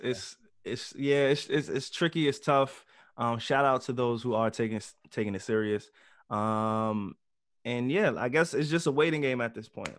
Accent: New York, United States; we're all from New York

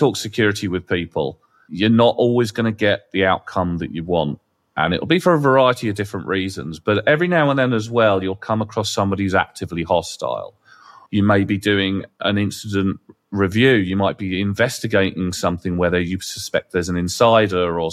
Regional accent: England, United Kingdom; we're English

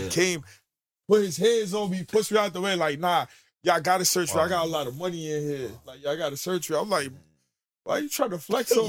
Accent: New York, United States; Bro, I live in the Bronx, right? The only time I grew up in the Bronx.

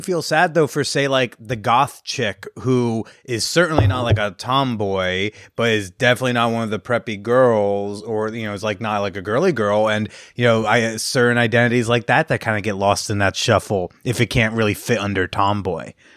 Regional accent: New Jersey, United States; I grew up in North Jersey

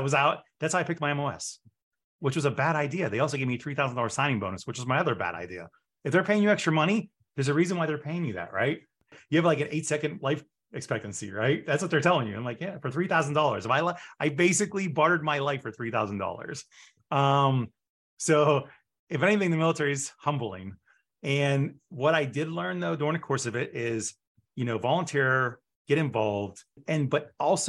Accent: Pittsburgh, Pennsylvania, United States; moved away; I'm from Pittsburgh

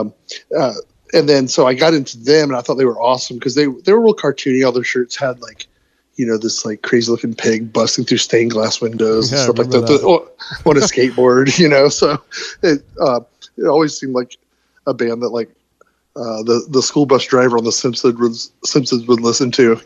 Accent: Georgia, United States; we're from Georgia

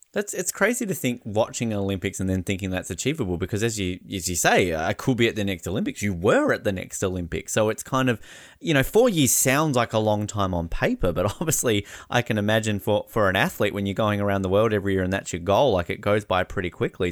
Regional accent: Australia; as an Australian

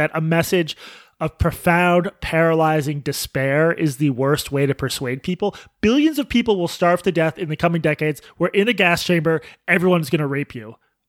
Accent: Boston, Massachusetts, United States; I'm from Boston. Oil keeps people alive.

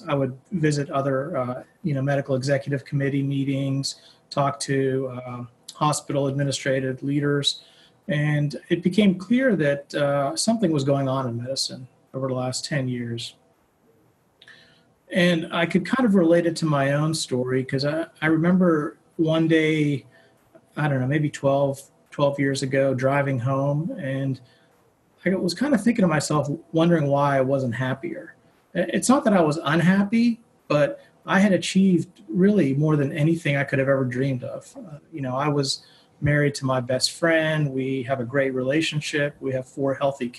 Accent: Pittsburgh, Pennsylvania, United States; also born or lived in New York City; I grew up in Pittsburgh, and I did my undergrad at Carnegie Mellon here

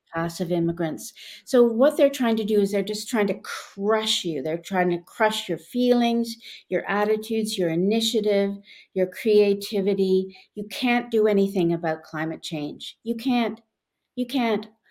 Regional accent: Westmount, Quebec, Canada; when I was growing up in Westmount

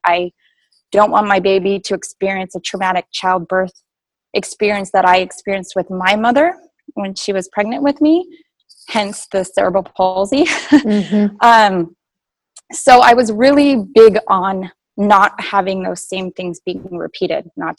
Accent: San Diego, California, United States; now in Hayward, United States; I'm originally from San Diego. I have a five-year-old daughter who is still down in San Diego. I'm a full-time student at Life Chiropractic College West up in Hayward

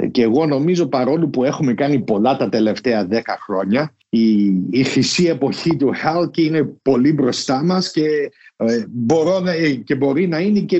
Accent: Chicago, Illinois, United States; Εγώ λέω: Είμαι από το Σικάγο. Το Σικάγο είναι πρώτα, μετά Illinois, μετά Αμερική, Ελλάδα, Κύπρο.

